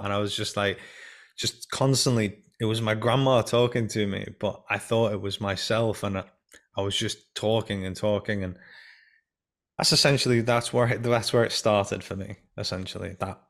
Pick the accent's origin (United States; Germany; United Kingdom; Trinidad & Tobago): United Kingdom; England; also born or lived in Iran; when I was 5 years old, we came from the Iran-Iraq war. We came from Iran to England, and I wasn't told that we were essentially going or anything.